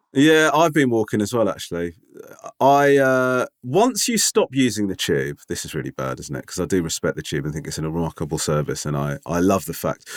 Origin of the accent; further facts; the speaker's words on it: London, United Kingdom; I said, "London."